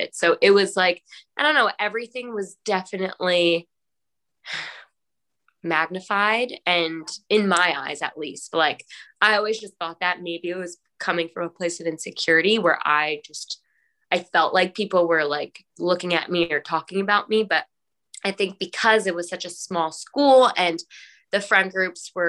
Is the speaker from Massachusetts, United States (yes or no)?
yes; Mashpee, Massachusetts, United States; I'm from Mashpee.